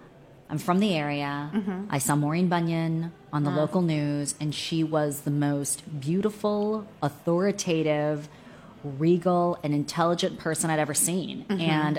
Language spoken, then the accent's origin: English; Maryland, United States; also born or lived in South Korea; I'm a total local girl. Right. I grew up in Prince George's County and Montgomery County, and mm-hmm. I went to the University of Maryland.